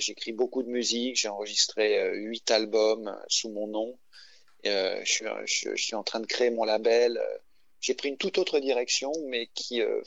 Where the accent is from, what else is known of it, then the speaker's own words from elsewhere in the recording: Paris, Île-de-France, France; moved away as an adult; je suis parisien de naissance et j'ai passé toute une grande partie de ma vie à Paris.